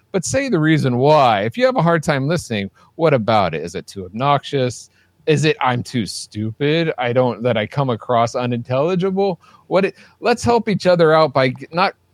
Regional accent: Ireland; By the way, in case you haven't figured it out, I'm Irish.

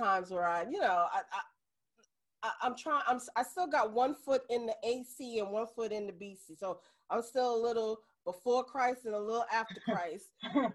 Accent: New York City, New York, United States; I grew up in the Bronx. I fought every day

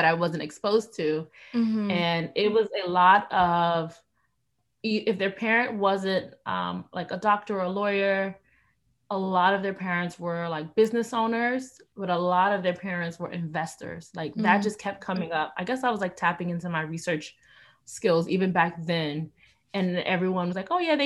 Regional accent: Miami, Florida, United States; I'm originally from Miami, Florida.

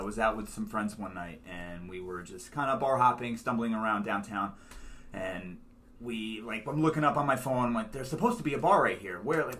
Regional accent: Poughkeepsie, New York, United States; now in New York City, United States; I grew up in Poughkeepsie, New York, about an hour and a half, hour 45 on the Metro North, last stop.

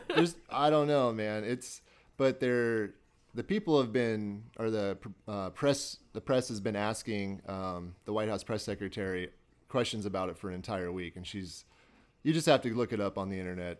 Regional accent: Burlington, Iowa, United States; moved away as an adult; now in Des Moines, United States; I'm originally from Burlington, Iowa

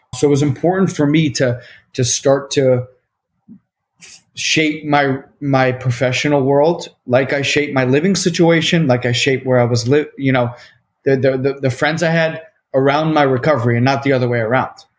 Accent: Short Hills, New Jersey, United States; I grew up in Short Hills, New Jersey

